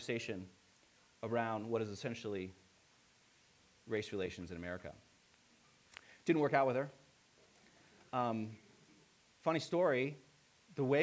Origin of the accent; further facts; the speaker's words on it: Hicksville, Ohio, United States; I grew up in a small town. It's literally called Hicksville.